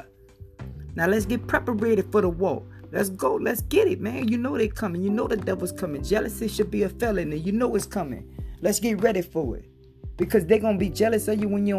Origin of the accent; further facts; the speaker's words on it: Harvey, Louisiana, United States; I'm from Harvey, Louisiana, man. Up the street, Griffith Street, Esther Lodge Street, in the back.